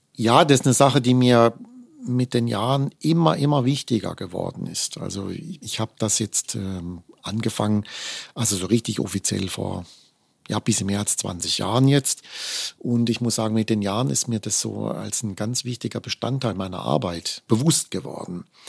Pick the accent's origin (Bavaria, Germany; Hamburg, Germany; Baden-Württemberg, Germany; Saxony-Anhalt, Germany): Baden-Württemberg, Germany; Offenburg; in meiner Heimatstadt Offenburg an der Musikschule